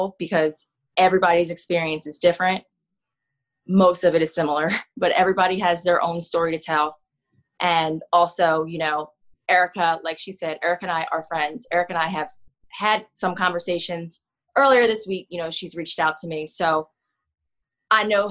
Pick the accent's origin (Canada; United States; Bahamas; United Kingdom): United States; Coatesville, Pennsylvania; moved away as an adult; now in Philadelphia, United States; I'm from Coatesville, Pennsylvania. It's about 45 minutes from Philly. I've lived in Philly since 2012